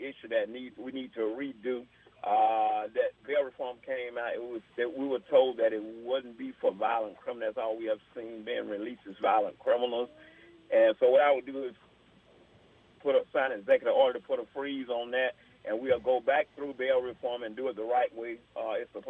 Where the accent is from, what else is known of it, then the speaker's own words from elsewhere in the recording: Atlanta, Georgia, United States; also born or lived in Queens, New York; I was born in New York, Jamaica, Queens, New York. I was raised in the Atlanta, Georgia area